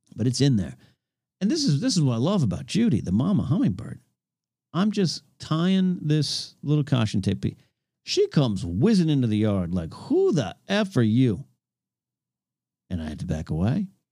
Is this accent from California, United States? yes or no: yes; Five Cities area, California, United States; That was the two junior highs in my Five Cities area of my hometown